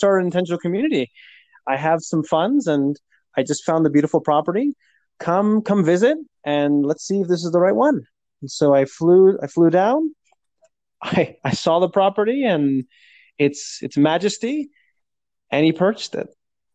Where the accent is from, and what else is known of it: Portland, Oregon, United States; born or raised there; moved away as an adult